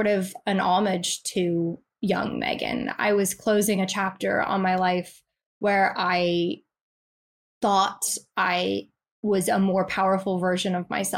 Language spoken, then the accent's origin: English; United States; moved away as an adult; now in England; I'm American